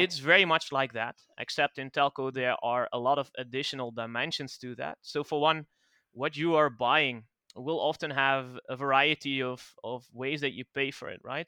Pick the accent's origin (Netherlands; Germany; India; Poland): Netherlands; English is a second language; I'm, I'm from the Netherlands